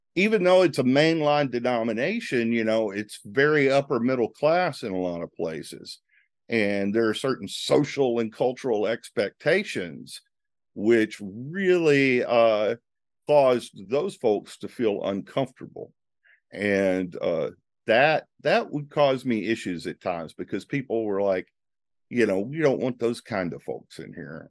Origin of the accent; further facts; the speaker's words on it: Northeast Louisiana, United States; I grew up in Northeast Louisiana